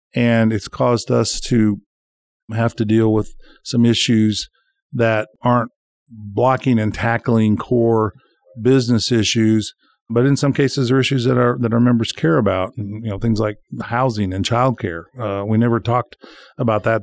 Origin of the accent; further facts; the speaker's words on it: Bloomington, Indiana, United States; when we moved to across the road from Cascades Golf Course on the north side of Bloomington